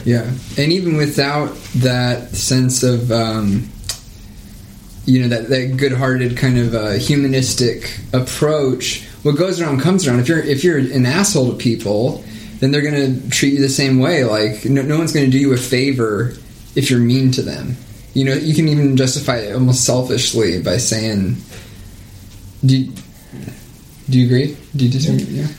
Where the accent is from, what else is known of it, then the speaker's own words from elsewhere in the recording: the Bible Belt, United States; I was raised in the Bible Belt